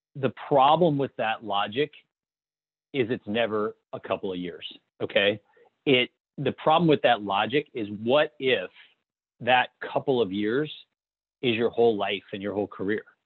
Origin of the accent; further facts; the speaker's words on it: Toledo, Ohio, United States; I grew up in a small town in Ohio. It was a rural farming town. Uh, not, not, it was actually a suburb of Toledo, uh, Ohio